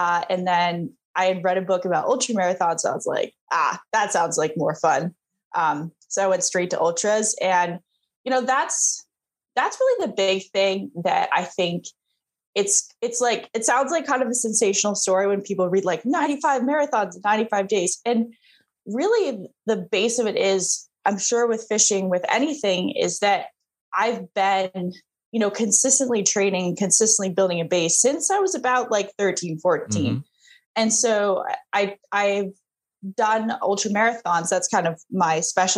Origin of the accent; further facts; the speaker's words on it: Vermont, United States; moved away; I grew up in Vermont